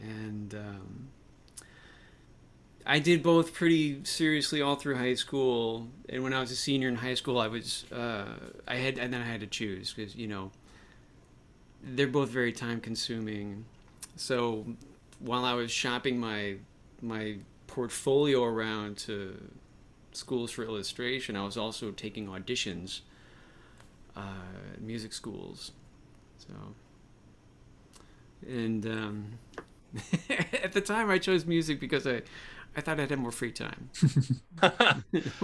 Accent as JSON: {"language": "English", "town": "Milwaukee", "region": "Wisconsin", "country": "United States", "moved": "as an adult", "lives_now": "Washington, D.C. area, United States", "said": "I'm from Milwaukee"}